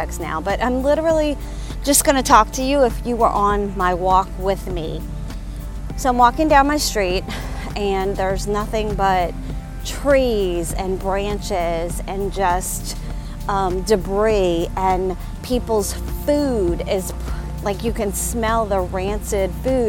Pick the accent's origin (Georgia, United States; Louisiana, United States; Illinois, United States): Louisiana, United States; born and raised in Louisiana